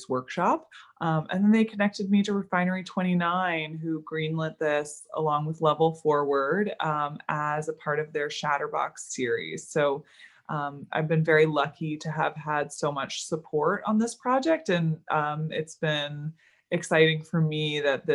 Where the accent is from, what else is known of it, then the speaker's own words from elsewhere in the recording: Maryland, United States; moved away as an adult; also born or lived in Florida; now in Los Angeles, United States; I grew up in Maryland